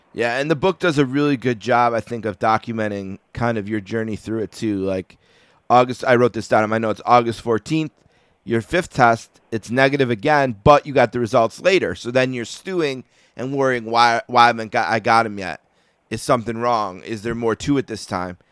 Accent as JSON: {"language": "English", "town": "Buffalo", "region": "New York", "country": "United States", "tie": "born or raised there", "said": "I grew up in Buffalo where they were the only team I could watch every day for the first you know 15 years of my life"}